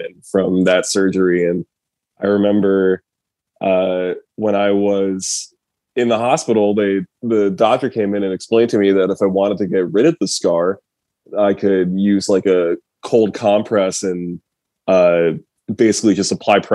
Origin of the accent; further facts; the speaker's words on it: Rochester, New York, United States; we both grew up going to shows in Rochester, Syracuse, Buffalo, just the whole Western New York area